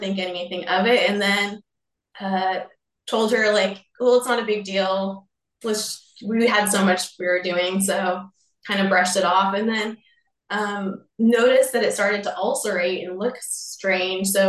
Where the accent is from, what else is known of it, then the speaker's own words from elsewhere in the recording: Bay Area, California, United States; moved away as an adult; now in Oregon, United States; I grew up in California, the Bay Area of California